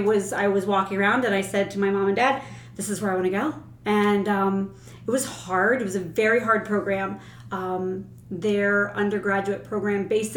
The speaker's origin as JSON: {"language": "English", "town": "Palmyra", "country": "United States", "tie": "born or raised there", "said": "I am born and raised in Palmyra, so I have lived all of my life in a small town."}